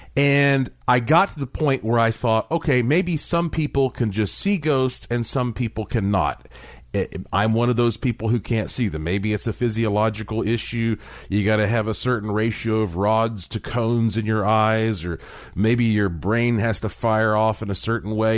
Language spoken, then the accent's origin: English; Asheville, North Carolina, United States; When I was born in Asheville, North Carolina, in the heart of the Blue Ridge Mountains, I was born with quite a heritage because my family on both sides uh, have been in Western North Carolina for hundreds of years.